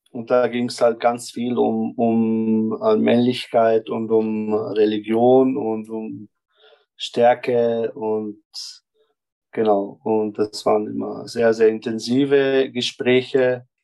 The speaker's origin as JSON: {"language": "German", "country": "Germany", "moved": "yes", "lives_now": "Vienna, Austria", "said": "Also ich komme aus Deutschland hierher und ich sehe dich, du sprichst Wienerisch"}